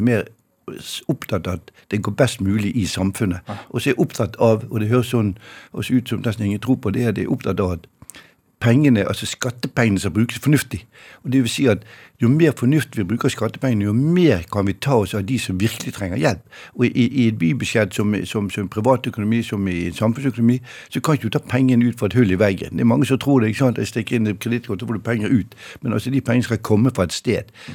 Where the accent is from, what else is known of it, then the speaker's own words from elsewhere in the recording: Bergen, Vestland, Norway; jeg er fra Bergen